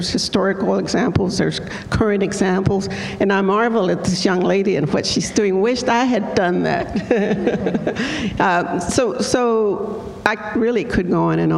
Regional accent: Mexico; now in Houston, United States; I became a naturalized citizen because I was born in Mexico

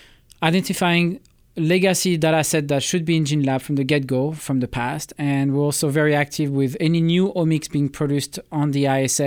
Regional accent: Toulouse, Occitania, France; English is a second language; also born or lived in Bourges; I was born in Bourges, which is one of the center city. But I moved, I think, 20 times. By the age of 20, I had moved 20 times in France.

